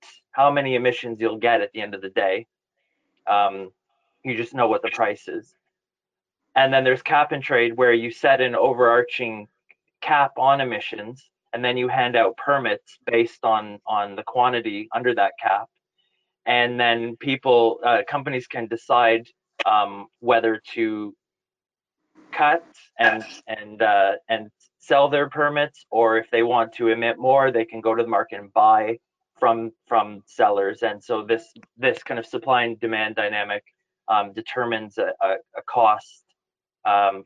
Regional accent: Ottawa, Ontario, Canada; moved away as an adult; now in United Kingdom; So I'm originally from Ottawa. I moved over to the UK about 18 years ago.

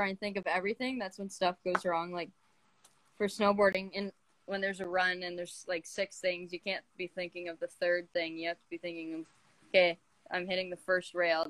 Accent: Barrie, Ontario, Canada; I'm from Barrie, Ontario.

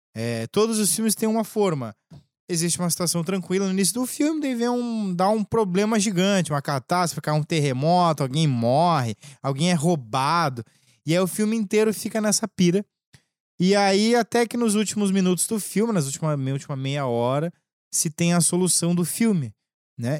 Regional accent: Lages, Santa Catarina, Brazil; accent: gaúcho; lá em Lages, eu sou de Lages

